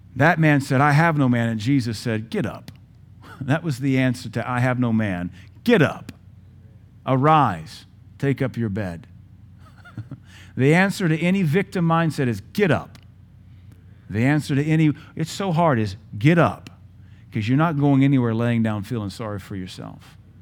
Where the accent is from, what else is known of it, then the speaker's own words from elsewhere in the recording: United States; I'm a U S citizen